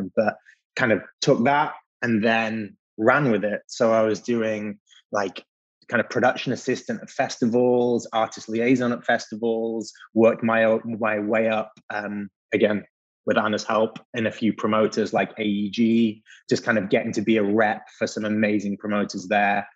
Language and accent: English; England, United Kingdom; moved away as an adult; also born or lived in Leeds, England; now in New York, United States; my accent might give me away, but I'm based in New York now, but I'm not originally from here. So if we rewind all the way to the north of England, to Leeds, where I went to university